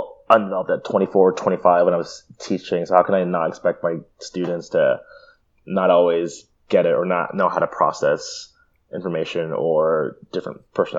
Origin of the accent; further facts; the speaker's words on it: New York, United States; also born or lived in California; "Hi, I'm this person. I'm from New York and California, and I stutter a lot. So bear with me."